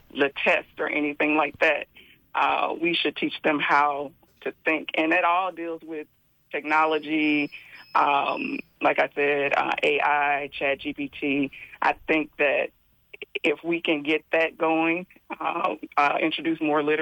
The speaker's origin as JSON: {"language": "English", "town": "Memphis", "region": "Tennessee", "country": "United States", "said": "I'm from Tennessee."}